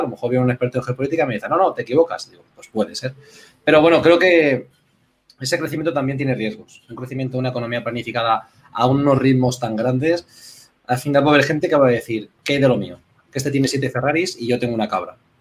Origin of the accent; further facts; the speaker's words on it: Villarrobledo, Castilla-La Mancha, Spain; now in Alicante, Spain; yo soy de un pueblo, de Villarrobledo